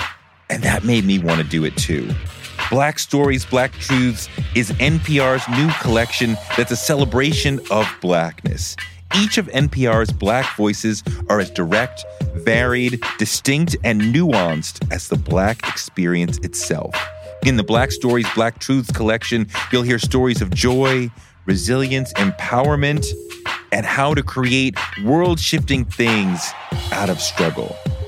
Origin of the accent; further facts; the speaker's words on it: New York, United States; I mean, Cube getting with the Bomb Squad was important for me as a New Yorker.